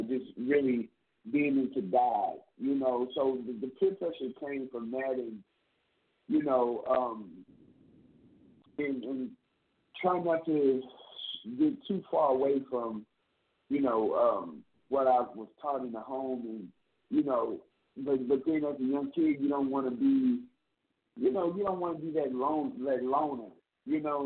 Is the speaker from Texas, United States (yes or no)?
yes; Plano, Texas, United States; I am originally from Plano, Texas